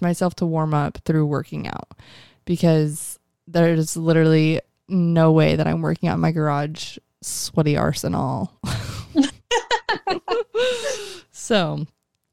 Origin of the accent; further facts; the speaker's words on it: Mesa, Arizona, United States; I was born in Mesa, Arizona